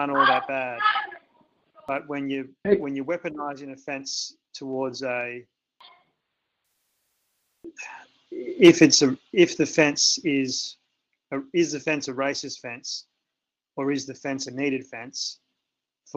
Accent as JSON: {"language": "English", "country": "Australia", "said": "I'm from Australia"}